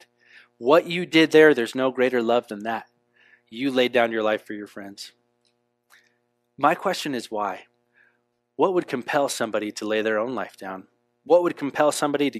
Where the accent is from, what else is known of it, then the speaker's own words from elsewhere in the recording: United States; also born or lived in Europe; I love this country. This is where I was born